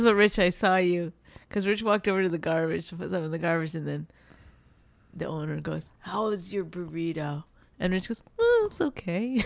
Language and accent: English; Canada; moved away; I grew up in Canada